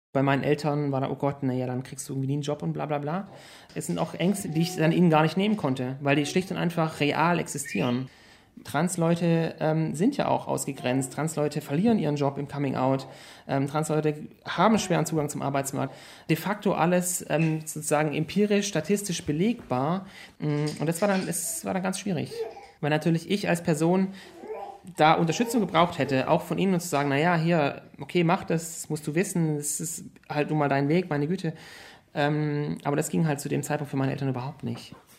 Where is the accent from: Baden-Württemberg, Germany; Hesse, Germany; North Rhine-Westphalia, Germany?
Baden-Württemberg, Germany; Tuttlingen; also born or lived in Konstanz; Ich komme ursprünglich aus dem Süden von Deutschland, in einer Kleinstadt, die heißt Tuttlingen. Da bin ich geboren und aufgewachsen